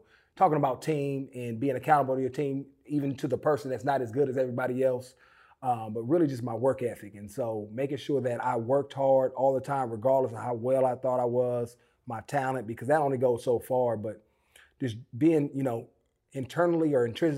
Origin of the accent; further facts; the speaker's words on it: Oakland, California, United States; I grew up in Oakland